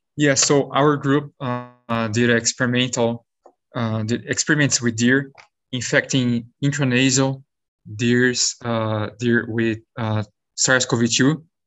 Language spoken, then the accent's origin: English; Brazil; moved away as an adult; also born or lived in São Paulo state, Brazil / South Dakota, United States / New York, United States; now in United States; I'm originally from Brazil